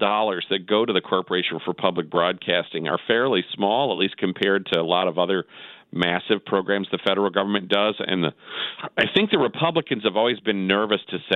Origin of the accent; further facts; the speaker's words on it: Wisconsin, United States; I'm from Wisconsin